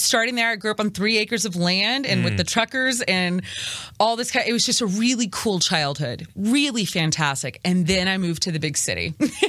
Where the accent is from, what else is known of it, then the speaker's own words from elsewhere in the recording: Natchitoches, Louisiana, United States; moved away; also born or lived in Houston, Texas; I was in northern Louisiana, so Natchitoches.